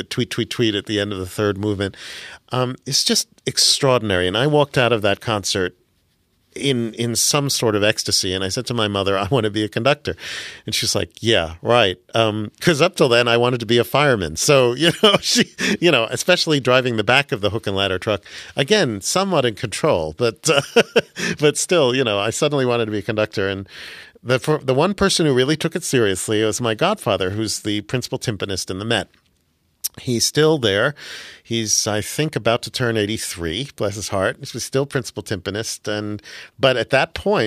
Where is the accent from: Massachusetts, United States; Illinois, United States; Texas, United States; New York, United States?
New York, United States; New York City; Yeah, I grew up in New York City. As I said, I was born in New York City